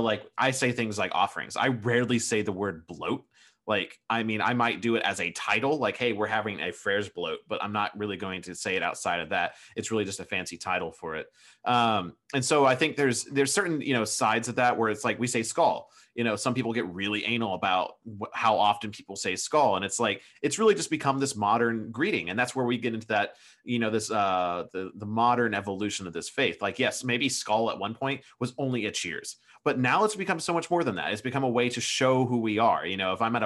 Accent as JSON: {"language": "English", "country": "United States", "said": "I'm American here"}